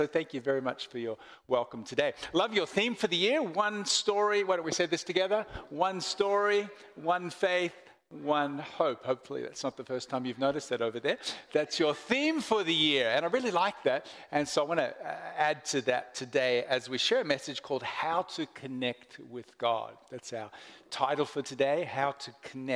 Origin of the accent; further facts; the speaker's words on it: Portland, Oregon, United States; now in Melbourne, Australia; I was born in Melbourne, and then I grew up in America, Portland, Oregon, for about 10 years before coming back to Melbourne.